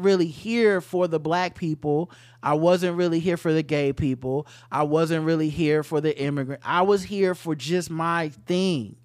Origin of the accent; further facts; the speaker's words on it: the South, United States; I'm from the South